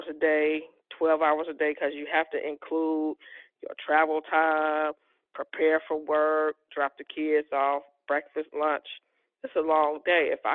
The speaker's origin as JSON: {"language": "English", "town": "Chicago", "region": "Illinois", "country": "United States", "tie": "born or raised there", "said": "I am from Chicago, Illinois"}